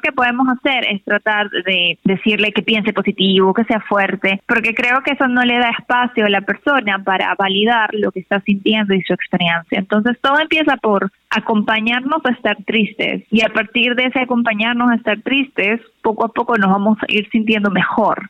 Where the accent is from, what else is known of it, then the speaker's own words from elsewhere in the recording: Peru; now in Mexico; yo soy de Perú, pero yo vivo en México ahora